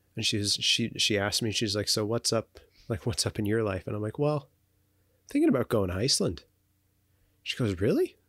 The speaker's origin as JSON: {"language": "English", "country": "Canada", "said": "as Canadian citizens"}